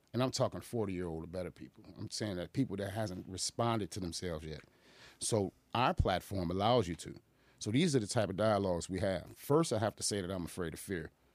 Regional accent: Aurora, Illinois, United States; also born or lived in Boston, Massachusetts / Chicago; I grew up in the nineties in Aurora

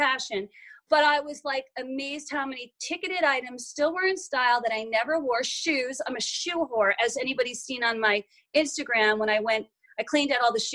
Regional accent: Short Hills, New Jersey, United States; now in Los Angeles, United States; I grew up in Short Hills, New Jersey, one of the wealthiest suburbs on the East Coast

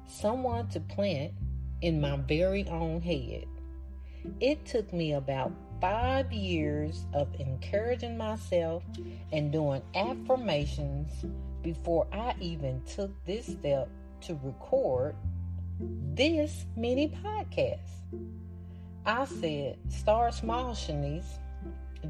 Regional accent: Arkansas, United States; accent: thick southern; Arkansas, my home state

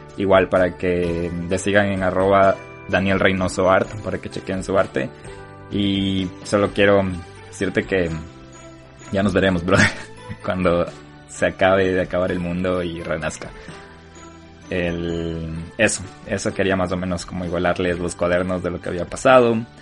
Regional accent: Ecuador; now in United States; tenemos que estar orgullosos como ecuatorianos

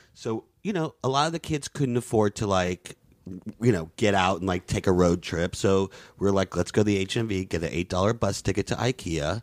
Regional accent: Southeast, United States; moved away; also born or lived in Florida / Louisiana / New York; I, I grew up in the Southeast, Florida and Louisiana.

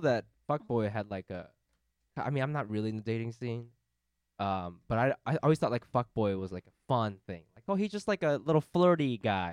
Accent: Japan; now in United States; Japan, where I'm from

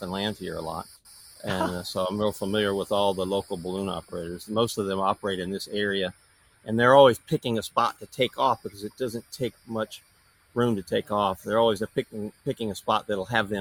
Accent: Tampa, Florida, United States; moved away; also born or lived in California; I grew up in Tampa and grew up water skiing

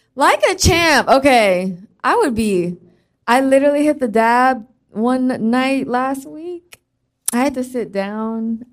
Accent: the Bay Area, California, United States; I'm from the Bay

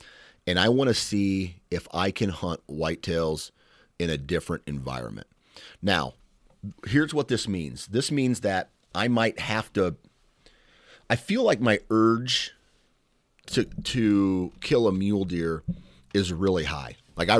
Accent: Iowa, United States; I'm from Iowa, so I'm not used to the elevation.

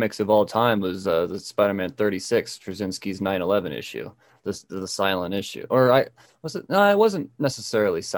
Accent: United States; as an American

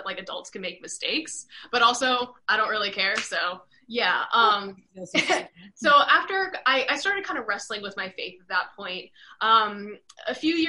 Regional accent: Virginia, United States; moved away; I'm from Virginia originally

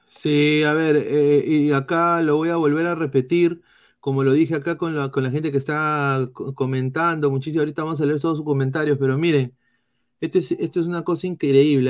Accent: Lima, Peru; Lemeñito, claro, yo soy limeño de pura

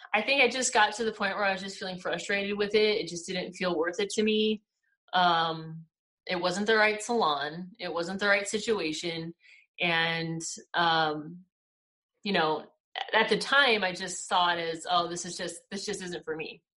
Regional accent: Victorville, California, United States; also born or lived in Upland, California; I grew up in California, in the high desert. I was I was born in Upland, and I lived in uh, Victorville, the high desert. I lived there till I was 21

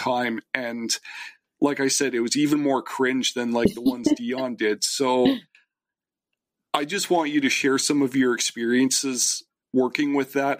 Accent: Canada; I am Canadian

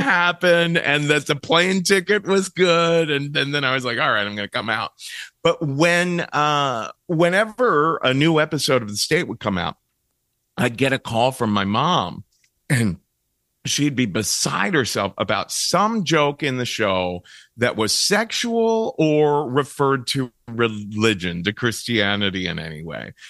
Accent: Cincinnati, Ohio, United States; moved away; I come from Cincinnati, Ohio

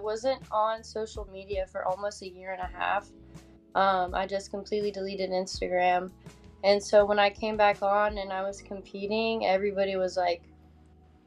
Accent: a small town outside Tallahassee, Florida, United States; in high school I competed for Miss Wakulla because I'm not from Tallahassee technically. I'm from a town outside, small town

